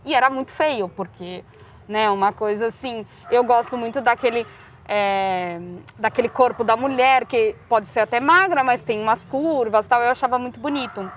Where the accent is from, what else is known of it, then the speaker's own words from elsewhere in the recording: Barueri, São Paulo, Brazil; also born or lived in Madrid, Spain; eu sempre morei em Alphaville